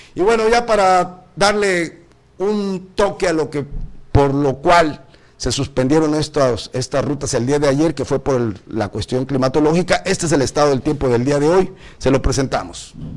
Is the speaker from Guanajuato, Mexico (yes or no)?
no; Tamaulipas, Mexico; now in Cozumel, Mexico; soy del norte, compadre, soy de Tamaulipas